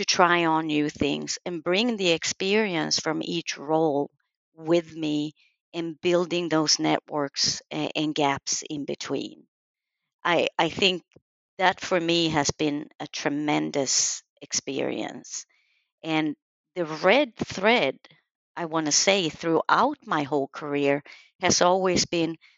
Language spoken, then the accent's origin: English; Sweden; I was born and raised in Sweden